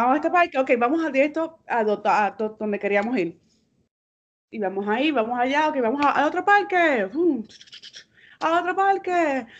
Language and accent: Spanish; Bayamón, Puerto Rico; Yo tengo raíces del campo de Naranjito y de la ciudad de Santurce. Y soy nacida y criada en Bayamón.